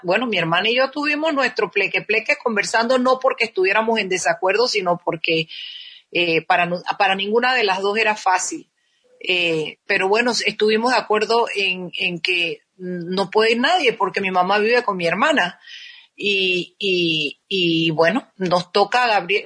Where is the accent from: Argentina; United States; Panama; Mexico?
Panama; somos los panameños